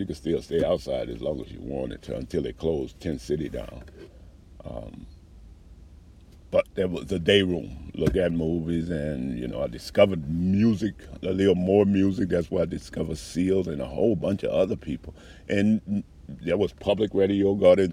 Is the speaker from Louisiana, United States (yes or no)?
yes; New Orleans, Louisiana, United States; moved away as an adult; I grew up around the gays in New Orleans